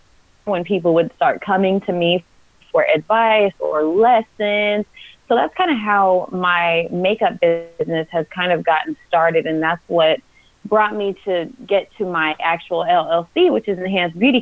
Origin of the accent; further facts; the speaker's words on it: Texas, United States; also born or lived in Mississippi; now in California, United States; I'm from Texas, but I have lived in Mississippi also, but I now live in California